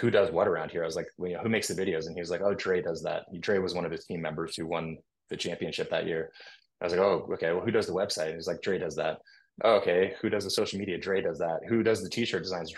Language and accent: English; Austin, Texas, United States; also born or lived in California; now in Cookeville, United States; I'm from Austin, Texas